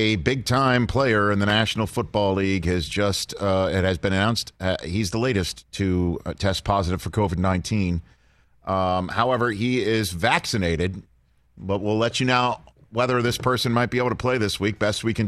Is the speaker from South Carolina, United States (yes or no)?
no; New York, United States; being a New Yorker